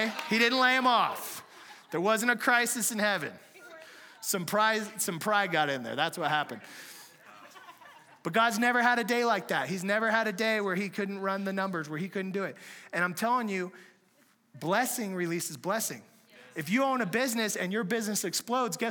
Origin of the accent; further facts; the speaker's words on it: San Diego, California, United States; moved away; we're from San Diego originally